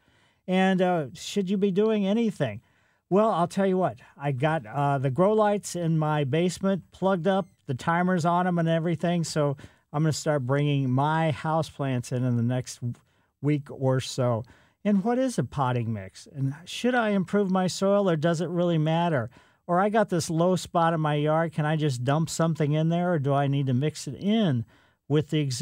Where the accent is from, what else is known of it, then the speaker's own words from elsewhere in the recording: Ellisville, United States; growing up in Ellisville